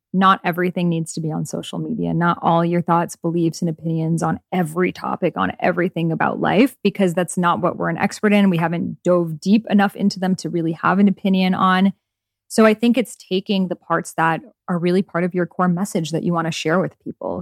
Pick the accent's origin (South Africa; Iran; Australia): Iran; moved away; my home country of Iran